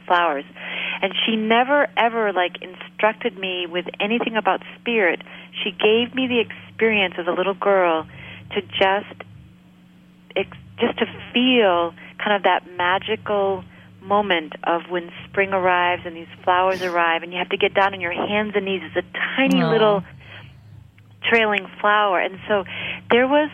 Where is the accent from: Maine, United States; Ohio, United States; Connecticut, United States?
Maine, United States; I grew up here in Maine. I grew up in a really rural area